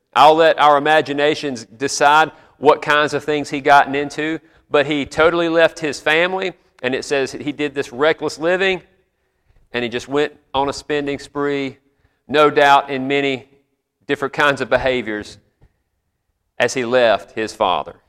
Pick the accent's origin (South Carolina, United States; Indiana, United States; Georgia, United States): South Carolina, United States; moved away as an adult; I grew up there and lived most of my life there before the Army, pastored there.